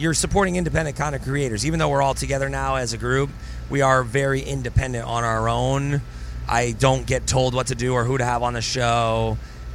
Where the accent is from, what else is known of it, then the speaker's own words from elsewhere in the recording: Ireland; Irish people, we hate the doctor.